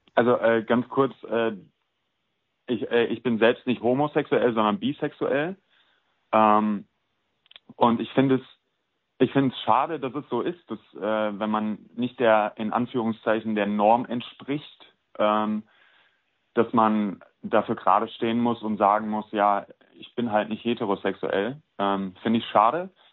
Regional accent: Cologne, North Rhine-Westphalia, Germany; moved away as an adult; also born or lived in Prignitz; ich bin äh, nach Köln gezogen, weil ich hier geboren und aufgewachsen bin

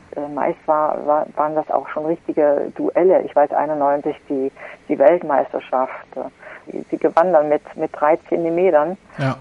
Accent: Gera, Thuringia, Germany; die Grundschulsportfeste in meiner Heimatstadt

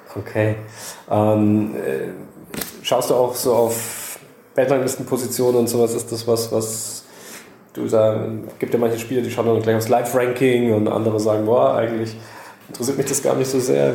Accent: Bavaria, Germany; Jetzt komme ich aus Bayern

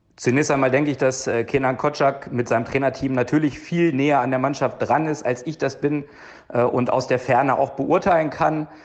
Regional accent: Hanover, Lower Saxony, Germany; now in Lustenau, Austria; von mir aus Österreich, vom Bodensee in meiner Heimat nach Hannover

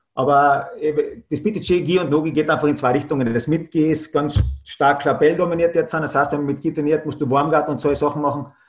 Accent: Klagenfurt, Carinthia, Austria; ich komme aus äh, Österreich, genauer gesagt aus Kärnten-Klagenfurt äh, in Klagenfurt habe ich meine Kampfsportschule

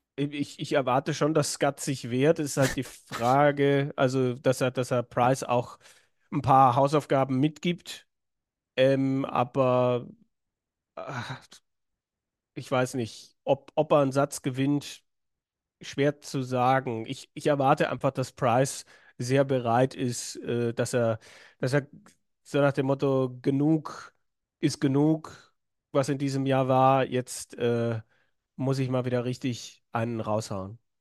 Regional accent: Swabia, Germany; Ich als Schwabe

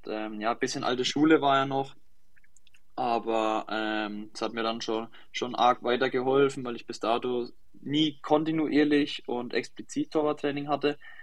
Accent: near Schweinfurt, Bavaria, Germany; ich komme aus der Nähe von Schweinfurt

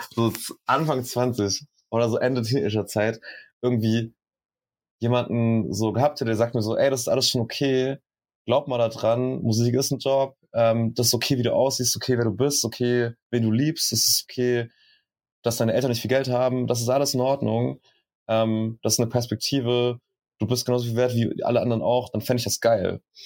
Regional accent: Schweinfurt, Bavaria, Germany; now in Berlin, Germany; ich bin in Schweinfurt aufgewachsen, das ist auch in Bayern

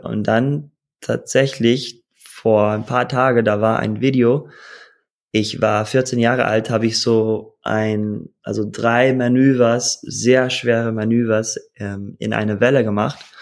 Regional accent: Costa Rica; German is a second language; also born or lived in Hawaii; ich bin geboren auf Hawaii, aufgewachsen in Costa Rica

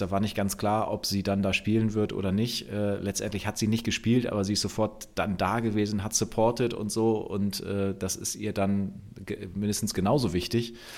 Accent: Bremen, Germany; für mich als Bremer

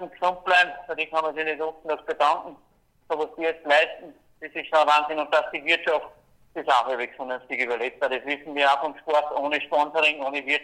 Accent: Austria; wünschen darf ich mir natürlich dass als Österreicher, dass der Kunde drinnen bleibt im Programm

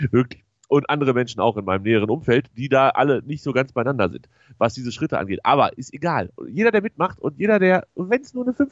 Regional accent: North Rhine-Westphalia, Germany; Also ich würde mal so sagen, als Westfale würde ich ja, wenn ich sowas in der Nachbarschaft organisieren würde, fände ich gegen Bier nicht so viel einzuwenden

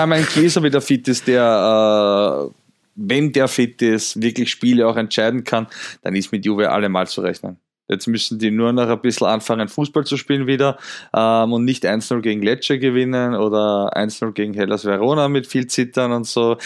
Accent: Austria; ich als Österreicher

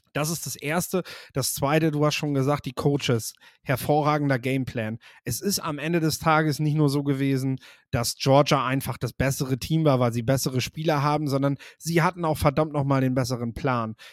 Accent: the North, Northern Germany, Germany; bei uns im Norden

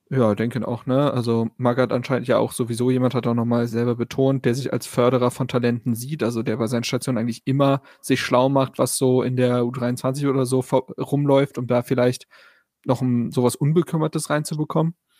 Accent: Berlin, Germany; Ich bin ja auf der Schulfarm Insel Schafberg zur Schule gegangen

